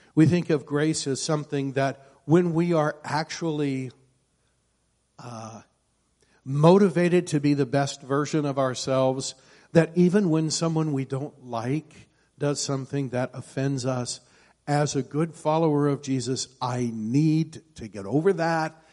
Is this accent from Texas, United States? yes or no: no; Iowa, United States; I grew up in Iowa, and in Iowa there's all kinds of farmers